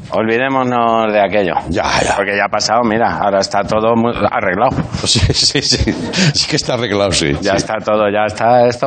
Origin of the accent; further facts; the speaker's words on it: Galicia, Spain; me crié en Galicia de descargar cajas de tabaco.